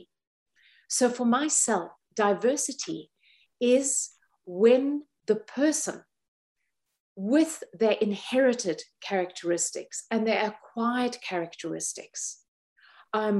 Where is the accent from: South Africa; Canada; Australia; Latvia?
South Africa; I grew up in South Africa at a time that we had apartheid